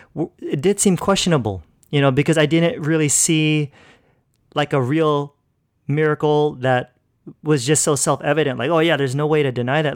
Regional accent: California, United States; now in Philippines; I grew up in California pretty much my whole life. So, yeah, that's where I was born and raised.

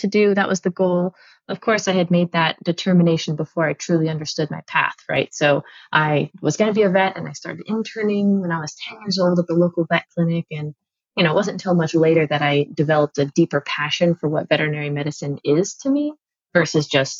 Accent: Pleasant Hill, Oregon, United States; I actually grew up outside of Eugene, in Oregon, in a little town called Pleasant Hill

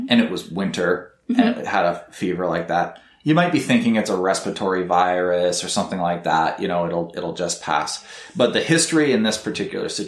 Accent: Canada; I'm Canadian

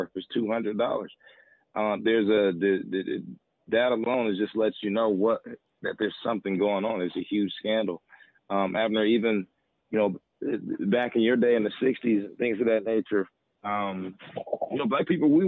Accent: Fort Wayne, Indiana, United States; moved away as an adult; now in Dallas, United States; I'm from Fort Wayne, Indiana, and grew up

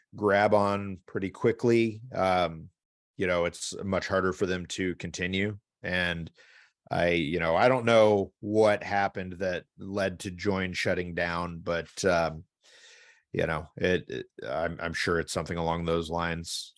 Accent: Midwest, United States; as a Midwesterner

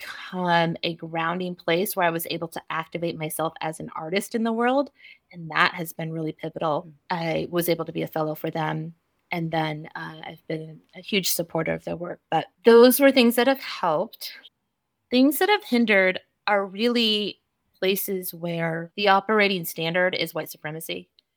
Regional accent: California, United States; So really building myself outside of my hometown, essentially, which I think was pivotal for me coming from a small Central Valley town.

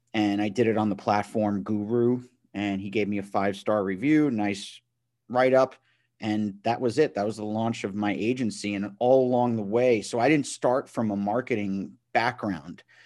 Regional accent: Matawan, New Jersey, United States; I'm from Mattawan, New Jersey.

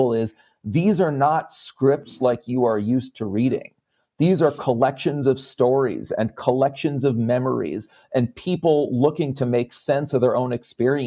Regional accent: Connecticut, United States; also born or lived in New York; I'm a Jew from Connecticut with New York roots

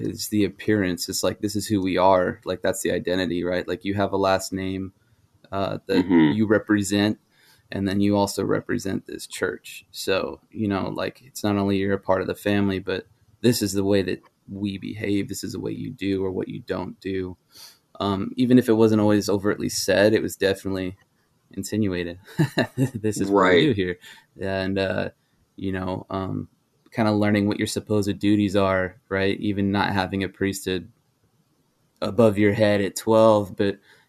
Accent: Denver, Colorado, United States; moved away; also born or lived in Idaho / Alaska; I grew up largely outside of Colorado

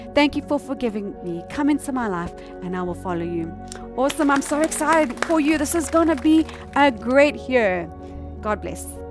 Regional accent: South Africa; I'm from South Africa

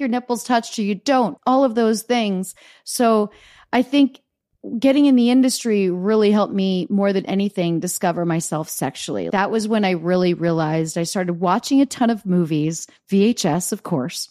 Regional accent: Easton, Pennsylvania, United States; moved away; I grew up in Easton, Pennsylvania

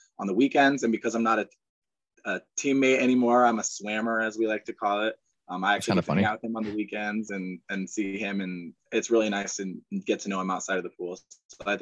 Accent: Angola, Indiana, United States; moved away as an adult; also born or lived in Celina, Ohio / Findlay, Ohio; I'm from Angola, Indiana, which is a small town in northeastern corner of the state.

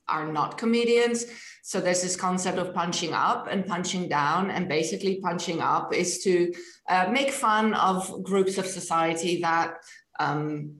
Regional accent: Netherlands; first language Dutch; English is a second language; moved away; not my language, although it's my first language

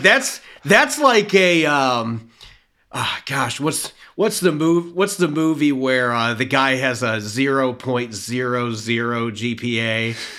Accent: Indiana, United States; moved away; I'm from the Midwest. I grew up in the state of Indiana.

